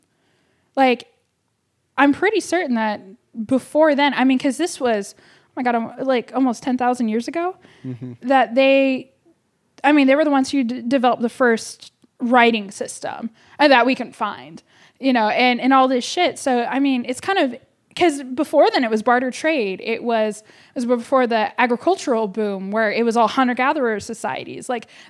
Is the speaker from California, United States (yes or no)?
yes; Davis, California, United States; I am from Davis, but I don't, sorry, the farmer's market is a little bit bougie for me.